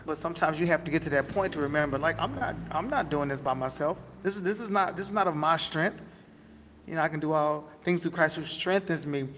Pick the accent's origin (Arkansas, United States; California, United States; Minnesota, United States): Arkansas, United States; Camden; moved away; I was born and raised in Camden, Arkansas, down in the country